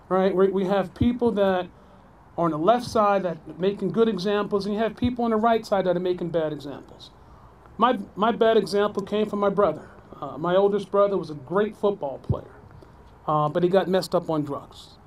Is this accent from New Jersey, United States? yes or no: yes; New Jersey, United States; growing up in New Jersey, uh, I am one of uh, six or seven.